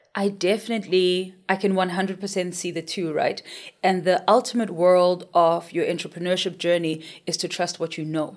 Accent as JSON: {"language": "English", "town": "Soweto", "region": "Gauteng", "country": "South Africa", "tie": "born or raised there", "said": "I grew up in Soweto"}